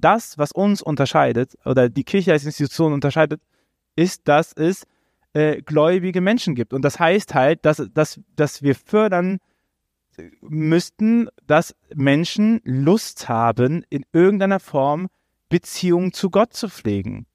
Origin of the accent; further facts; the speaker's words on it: Rhineland, Germany; ich bin halt Rheinländer.